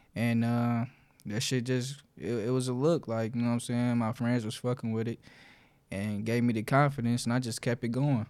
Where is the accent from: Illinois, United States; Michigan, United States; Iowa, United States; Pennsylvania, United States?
Michigan, United States; Detroit; the West Side, so, uh, like Joy and Southfield area